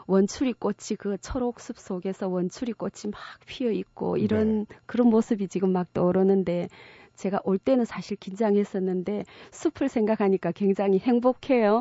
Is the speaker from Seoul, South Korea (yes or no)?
no; Uljin, North Gyeongsang, South Korea; now in Gimhae, South Korea; 경북 울진의 작은 산골 마을에서 태어났습니다